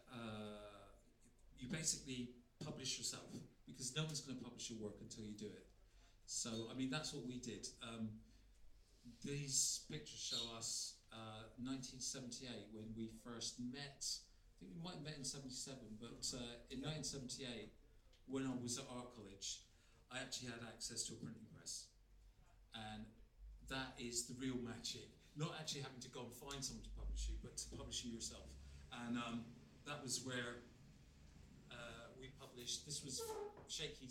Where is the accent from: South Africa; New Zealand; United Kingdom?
United Kingdom; Exeter, South West England; accent: West Country; now in London, United Kingdom; It's in the West Country, that's where my accent comes from